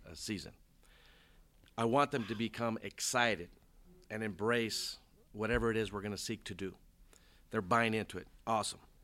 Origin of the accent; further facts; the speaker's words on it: Compton, California, United States; also born or lived in South Gate, California; I grew up in Compton, California.